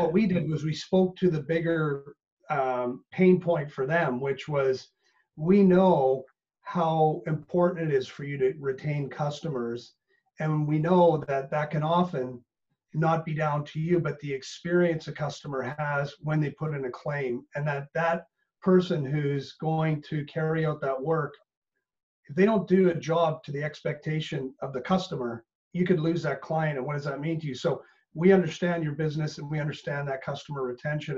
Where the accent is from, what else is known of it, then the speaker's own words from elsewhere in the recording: Canada; moved away as an adult; now in Northern Ireland, United Kingdom; truly being Canadian and coming over here